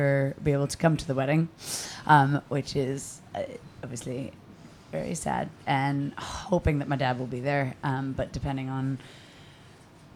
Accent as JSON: {"language": "English", "town": "Boston", "region": "Massachusetts", "country": "United States", "moved": "as an adult", "lives_now": "Glasgow, United Kingdom", "said": "I'm American, if anybody hadn't noticed, from Boston"}